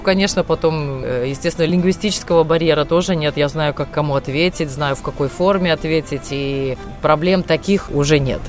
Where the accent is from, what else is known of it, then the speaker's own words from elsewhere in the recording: Aizkraukle, Latvia; moved away as an adult; now in Thiene, Italy; мимо моего родного города, мимо Айскрокла, где я родилась, где я провела все свое детство